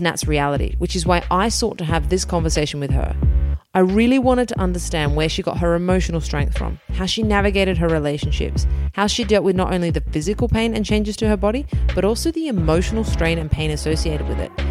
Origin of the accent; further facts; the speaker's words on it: Australia; Growing up in Australia